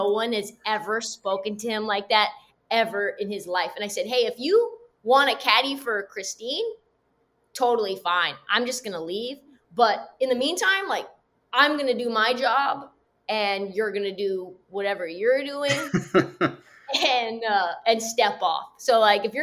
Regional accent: West Coast, United States; I'm from the West Coast

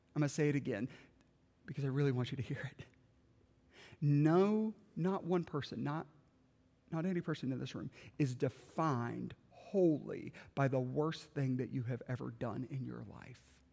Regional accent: South Carolina, United States; moved away; I grew up in South Carolina

